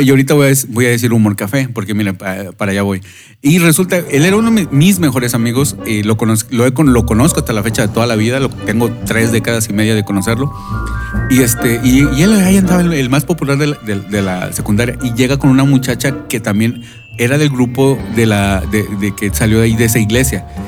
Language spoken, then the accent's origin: Spanish; Monterrey, Nuevo León, Mexico; moved away; cuando me preguntaban a mí, pues, ¿de dónde eres? Yo obviamente voy a decir que Monterrey